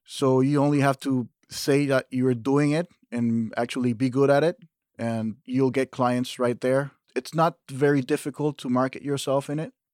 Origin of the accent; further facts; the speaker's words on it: Panama; moved away as an adult; now in Fairport, United States; I grew up in Panama, in Central America